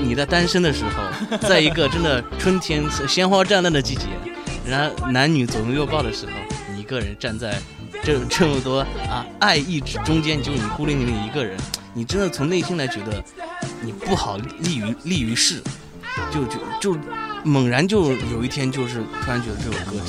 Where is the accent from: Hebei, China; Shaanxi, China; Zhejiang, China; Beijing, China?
Shaanxi, China; Xi'an; 对对对，我们都是西安人。